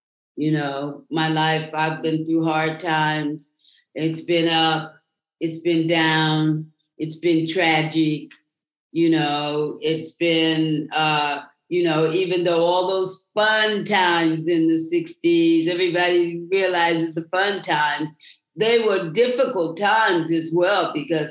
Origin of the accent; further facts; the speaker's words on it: United States; moved away as an adult; also born or lived in England / East Texas; now in Spain; I lived in America from up until the time I was 18